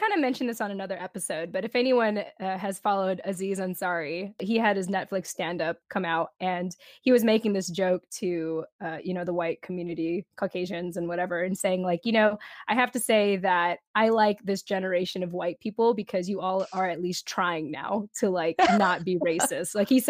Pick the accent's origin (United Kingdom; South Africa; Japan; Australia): Japan; born there; because I was actually born in Japan as a military child. And she was like, where are you from in the Philippines? And I'm like, I'm actually from Japan.